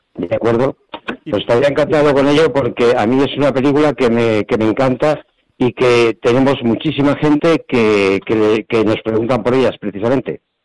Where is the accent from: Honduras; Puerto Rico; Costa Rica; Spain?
Spain; Zaragoza, Aragon; yo soy de Zaragoza